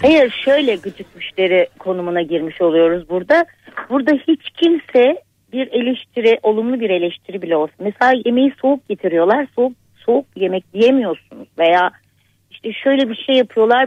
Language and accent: Turkish; Istanbul, Turkey; moved away as an adult; now in Bandırma, Turkey; ben İstanbul'da doğdum büyüdüm